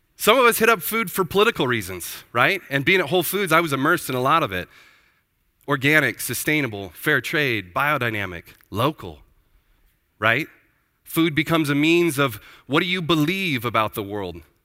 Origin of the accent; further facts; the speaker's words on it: Prineville, Oregon, United States; Born and raised in Prineville, Oregon.